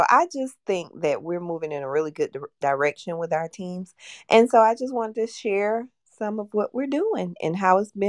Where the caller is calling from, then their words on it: Hampton, Georgia, United States; I'm in Hampton, Georgia, just south of Atlanta.